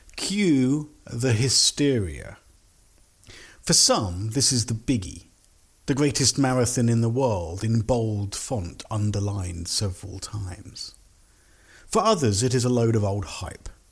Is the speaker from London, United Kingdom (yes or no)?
yes; London, United Kingdom; I'm from London. I've lived here many, many years with gaps in other countries